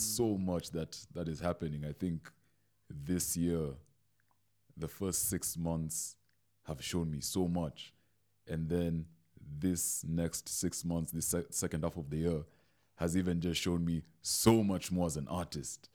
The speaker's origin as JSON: {"language": "English", "town": "Mombasa", "region": "Mombasa County", "country": "Kenya", "moved": "yes", "lives_now": "Nairobi, Kenya", "said": "I moved to Nairobi. I'm this kid from Mombasa"}